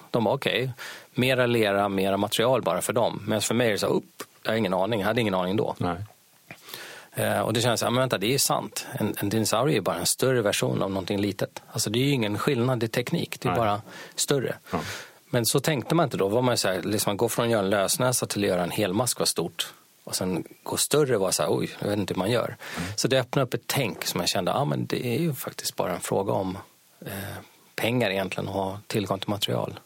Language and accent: Swedish; Sweden; jag är svensk